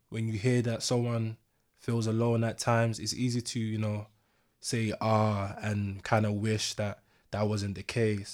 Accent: London, United Kingdom; I grew up in East London

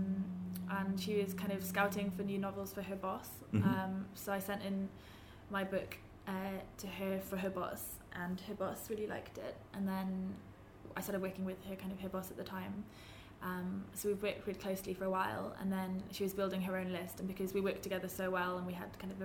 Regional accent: Pembrokeshire, Wales, United Kingdom; we grew up in Pembrokeshire, which is quite a, well, especially in the north, it's very like strongly Welsh

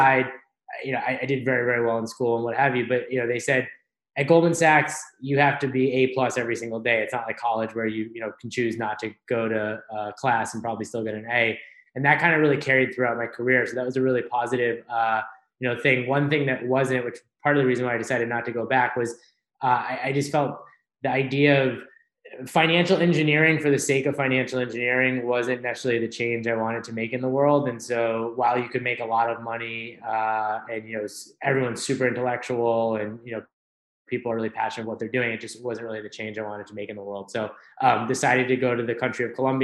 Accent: Worcester, Massachusetts, United States; also born or lived in El Salvador (ancestry) / Providence; I grew up in Worcester, Massachusetts

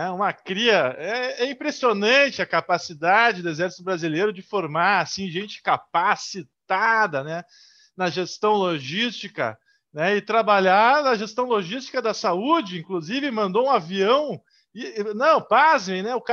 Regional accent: Rio Grande do Sul, Brazil; para nós que somos do Rio Grande do Sul, Rio Grande do Sul, primeiro lugar em tudo

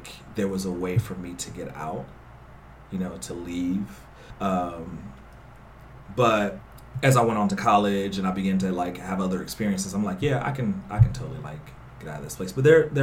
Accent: North Carolina, United States; moved away; I'm from the South originally, so I'm from North Carolina.

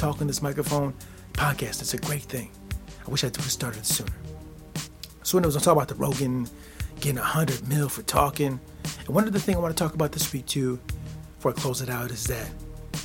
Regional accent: United States; I grew up here in the States

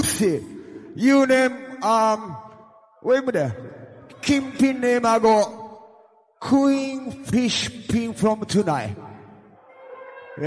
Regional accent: Jamaica; I come from Jamaica

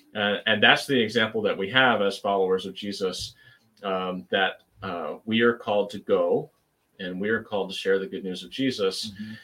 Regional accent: United States; as an American Christian

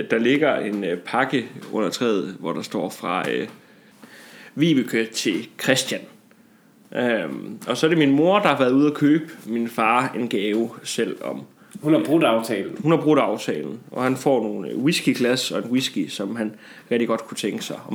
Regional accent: Jutland, Denmark; jeg tror, da jeg var hjemme i øh, Jylland til jul, det siger måske meget om der, hvor jeg kommer fra, ja.

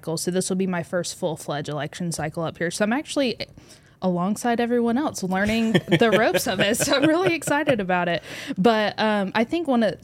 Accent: Northwest Arkansas, United States; I'm from Northwest Arkansas.

